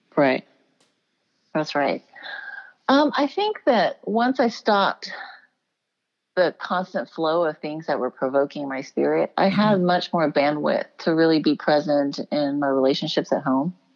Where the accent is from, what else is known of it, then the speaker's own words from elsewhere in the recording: Houston, Texas, United States; I was born and raised in Houston, Texas